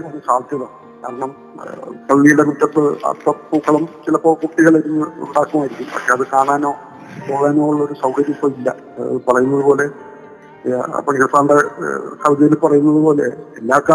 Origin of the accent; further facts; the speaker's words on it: Kerala, India; ഞങ്ങളും മലയാളികളാണ് തിരിച്ചറിവോടുകൂടി ഇന്നും ഞങ്ങളുടെ നാട്ടിൽ ഓണം ആഘോഷിക്കും